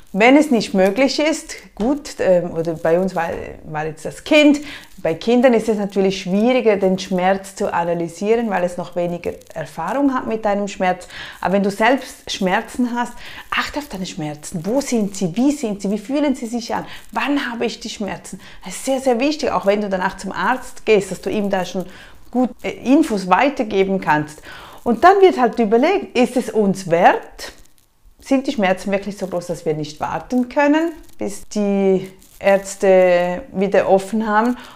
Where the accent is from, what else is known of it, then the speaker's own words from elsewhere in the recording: Switzerland; bei uns in der Schweiz